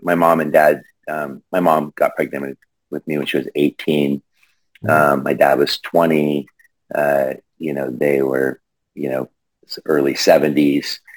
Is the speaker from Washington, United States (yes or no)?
yes; Longview, Washington, United States; also born or lived in Rainier, Oregon; I grew up in the Pacific Northwest, uh, just outside of Portland, uh, kind of in between Portland and Seattle, on the Columbia River in a depressed mill town called Longview, Washington